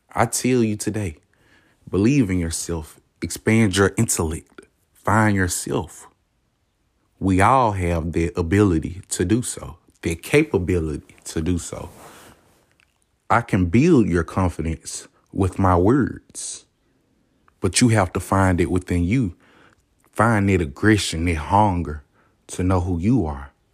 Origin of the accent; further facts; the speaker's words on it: the South, United States; I'm from the South, man. You don't know? Hear it in my voice.